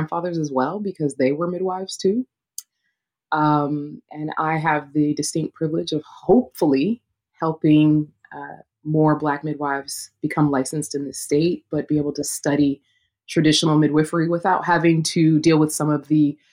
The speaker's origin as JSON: {"language": "English", "town": "Los Angeles", "region": "California", "country": "United States", "tie": "born or raised there", "said": "I was born and raised in Los Angeles, California"}